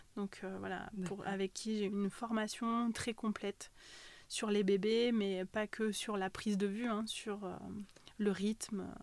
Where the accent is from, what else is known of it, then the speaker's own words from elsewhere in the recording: Ussel, Nouvelle-Aquitaine, France; also born or lived in Haute-Savoie; je suis née en Corrèze, de parents corréziens. Voilà, j'ai vécu euh, une grande partie de, ma vie euh, sur Ussel